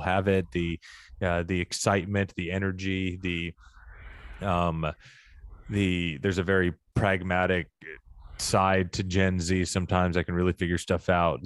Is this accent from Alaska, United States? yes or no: no; Arkansas, United States; I grew up in Arkansas